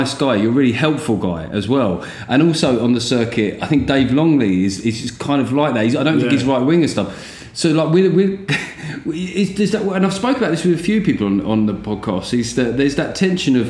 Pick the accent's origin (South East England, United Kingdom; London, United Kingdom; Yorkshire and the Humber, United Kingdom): South East England, United Kingdom; I am English and from the southeast